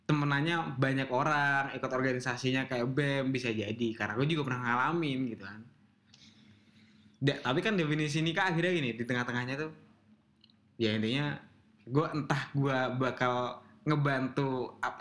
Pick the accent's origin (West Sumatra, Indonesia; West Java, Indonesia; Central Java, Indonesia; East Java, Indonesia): East Java, Indonesia; Jawa Timur gua.